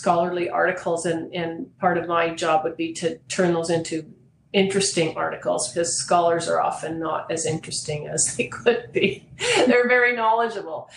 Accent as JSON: {"language": "English", "town": "Toronto", "region": "Ontario", "country": "Canada", "tie": "born or raised there", "said": "I grew up in Toronto. I was born and raised there, educated there"}